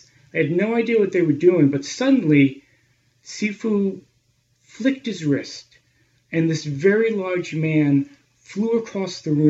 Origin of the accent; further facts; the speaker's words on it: Long Island, New York, United States; moved away as an adult; also born or lived in Boston area / Israel; I grew up on Long Island in a conservative Jewish home, attended public school, and a few afternoons a week I would go to Hebrew school.